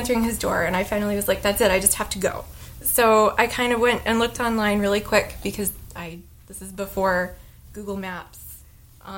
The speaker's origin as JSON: {"language": "English", "country": "United States", "said": "I'm American"}